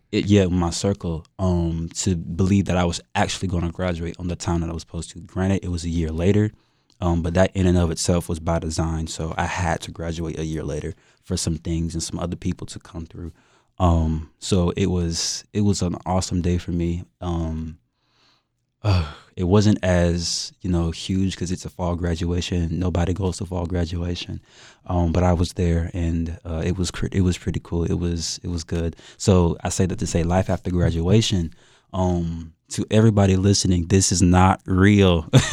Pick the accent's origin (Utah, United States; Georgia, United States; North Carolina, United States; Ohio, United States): North Carolina, United States; Fayetteville; I'm from Fayetteville, North Carolina, two six, you know, born and raised